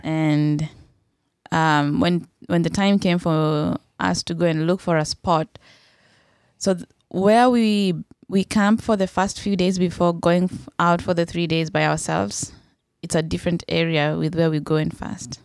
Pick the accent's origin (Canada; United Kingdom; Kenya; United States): Kenya; I was from Kenya